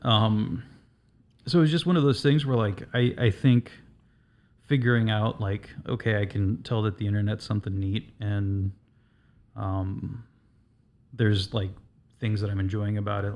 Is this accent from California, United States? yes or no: yes; Southern California, United States; now in Chicago, United States; I'm originally from Southern California